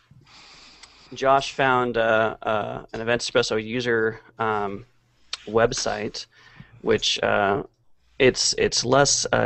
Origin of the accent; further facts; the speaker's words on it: San Francisco Bay Area, California, United States; moved away; I'm from the Bay Area